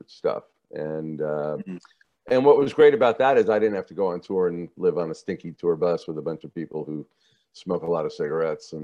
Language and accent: English; New Jersey, United States; I'm from New Jersey.